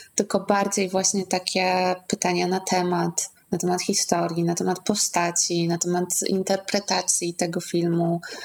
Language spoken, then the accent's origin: Polish; Zamość, Lublin Voivodeship, Poland; w Zamościu, skąd pochodzę